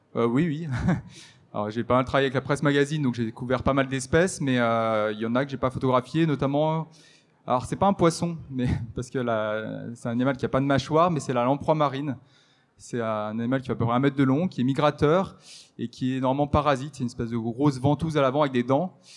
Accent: the Alps, France; je suis originaire des Alpes

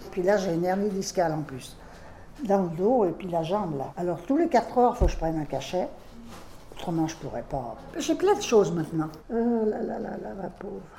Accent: Lyon, Auvergne-Rhône-Alpes, France; born there; Je suis né à Lyon, et quand on s'est marié, ben, on a d'abord été à axe parce qu'il ne trouvait pas de boulot

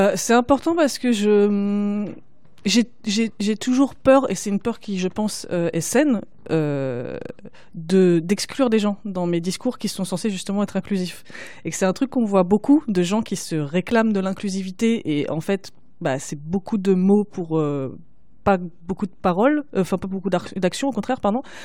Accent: Paris, Île-de-France, France; j'ai pas pu faire ça en grandissant, surtout en grandissant à Paris

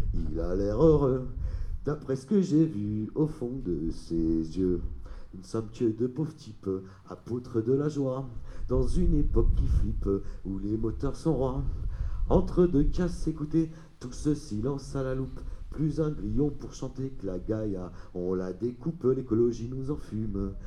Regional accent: Paris, Île-de-France, France; moved away as an adult; j'ai grandi à Paris

